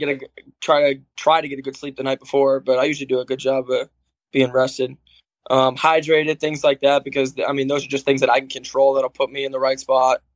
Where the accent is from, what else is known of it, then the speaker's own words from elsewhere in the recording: Cape Cod, Massachusetts, United States; I'm from Cape Cod